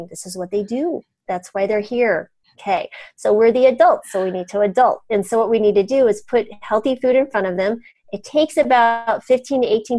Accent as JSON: {"language": "English", "region": "New Mexico", "country": "United States", "tie": "born or raised there", "also_born_or_lived": "Colorado / Boca Raton, Florida", "moved": "yes", "said": "I grew up in New Mexico"}